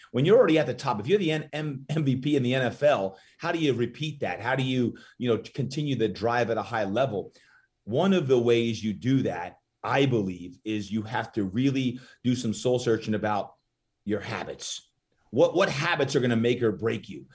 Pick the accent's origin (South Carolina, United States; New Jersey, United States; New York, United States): New Jersey, United States; Brick; moved away as an adult; also born or lived in Malibu, California; now in San Diego, United States; grew up, uh, in New Jersey